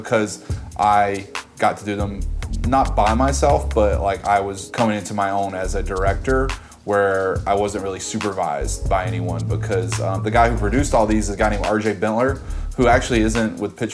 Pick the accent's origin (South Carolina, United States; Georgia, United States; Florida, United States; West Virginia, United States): Georgia, United States; now in New York, United States; I'm from Georgia. I grew up about 4 hours south of Atlanta